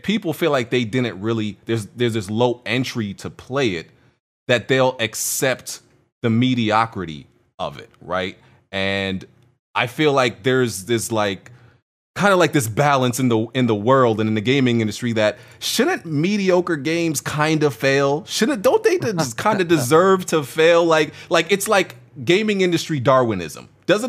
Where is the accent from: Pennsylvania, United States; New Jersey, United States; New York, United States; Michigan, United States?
New York, United States; My theory is that like we're both from New York. That's my theory. And like I think we just have a certain way that people don't understand, but we understand each other because we're from New York.